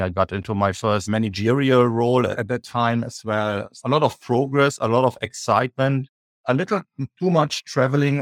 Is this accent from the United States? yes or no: no; Düsseldorf, North Rhine-Westphalia, Germany; in Düsseldorf, uh, my hometown where I grew up.